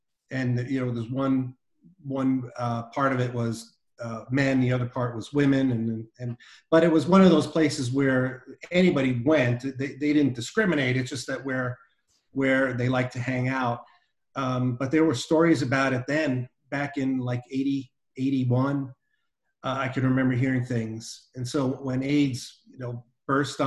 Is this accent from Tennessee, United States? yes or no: no; New York City, New York, United States; moved away; also born or lived in New Jersey / Arizona; growing up in New York City in the 60s, and we moved to New Jersey in the early 72, but it's still Metro New York